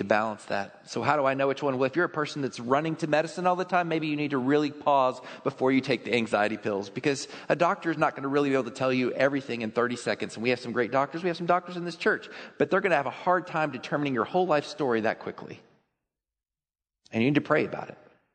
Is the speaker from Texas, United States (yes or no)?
yes; Texas, United States; I grew up in Texas